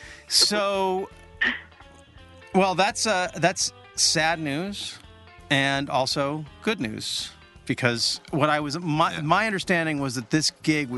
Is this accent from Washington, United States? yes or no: yes; Olympia, Washington, United States; I'm from Olympia.